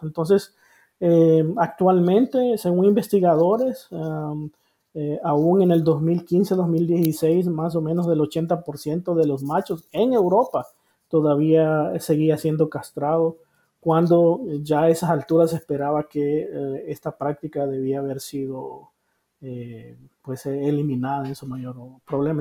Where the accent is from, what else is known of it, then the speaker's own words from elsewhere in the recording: Honduras; moved away as an adult; also born or lived in Costa Rica; now in United States; yo soy hondureño ah, por nacimiento